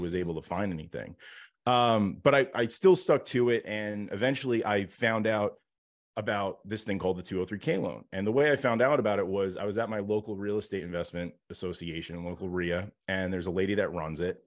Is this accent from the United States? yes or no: yes; New York, United States; grew up, like, kind of super, um, blue collar and was, you know, my dad had his own business and here in New York